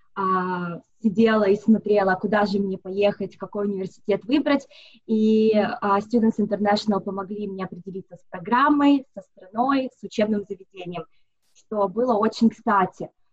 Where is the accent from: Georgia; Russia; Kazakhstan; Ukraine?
Russia; Moscow; moved away as an adult; now in Sydney, Australia; я сама из Москвы, уже вот 7 лет проживаю в Сиднее